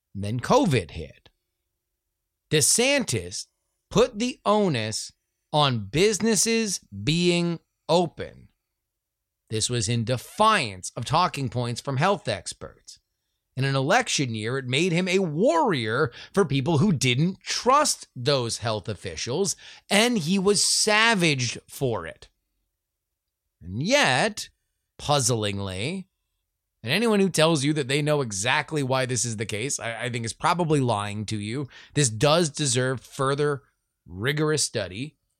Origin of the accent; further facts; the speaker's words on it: Florida, United States; moved away; Growing up in the Sunshine State and having a connection to state politics via my friends and family that still live there